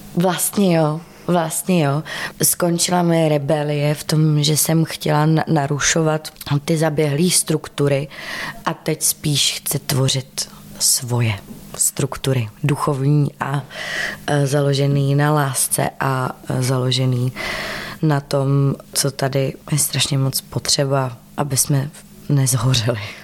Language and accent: Czech; Czechia; also born or lived in United States